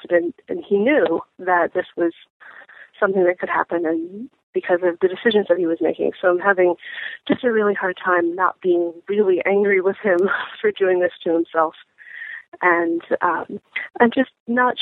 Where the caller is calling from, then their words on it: Philadelphia, Pennsylvania, United States; I'm calling you from Philadelphia